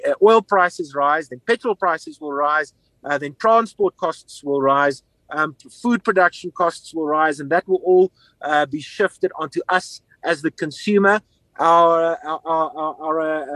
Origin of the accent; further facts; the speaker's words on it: South Africa; As a South African, I'm pretty embarrassed